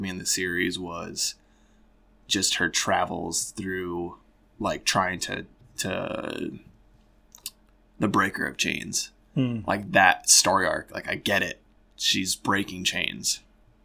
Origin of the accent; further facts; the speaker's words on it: Genoa, Illinois, United States; I grew up in Northern Illinois, and I think that's just kind of a good place to start is Genoa, Illinois, a really small town, small country town